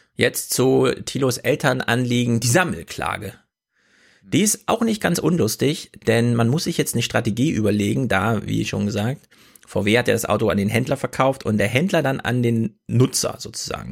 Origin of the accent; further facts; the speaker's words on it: Thuringia, Germany; moved away; Thüringen ist natürlich nur meine Herkunftsheimat.